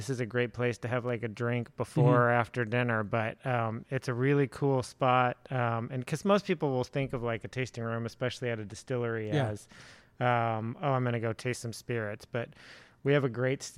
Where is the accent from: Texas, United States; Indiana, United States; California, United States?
Texas, United States; Fort Worth; I was born and raised here in Fort Worth